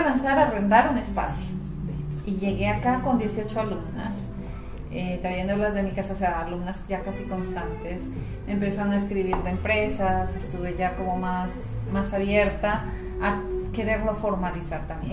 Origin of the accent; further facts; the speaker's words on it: Colombia; also born or lived in Ecuador / United States; now in Chile; yo nací en Ecuador, criada en Colombia, mayor parte de mi vida, Estados Unidos y Chile.